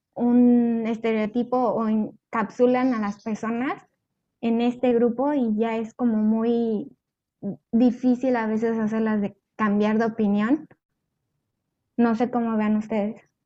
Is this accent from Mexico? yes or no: yes; Mexico; los mexicanos somos como muy burlones